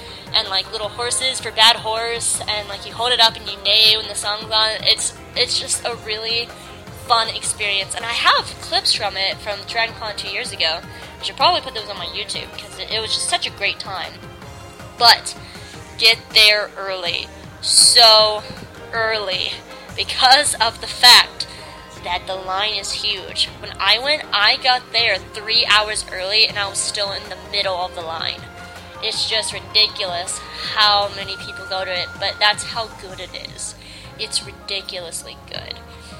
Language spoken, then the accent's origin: English; Atlanta, Georgia, United States; They're a Doctor Who group here in my hometown.